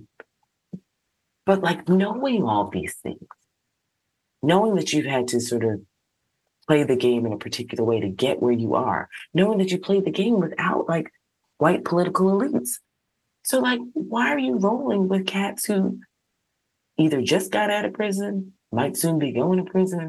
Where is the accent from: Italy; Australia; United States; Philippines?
United States; New York City, New York; I'm a New Yorker